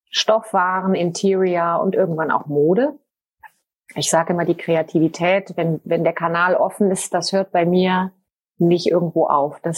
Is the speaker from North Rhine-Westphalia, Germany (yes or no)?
yes; Cologne, North Rhine-Westphalia, Germany; now in Switzerland; Ich bin ursprünglich Deutsche, Kölnerin und lebe aber seit einigen Jahren in der Schweiz.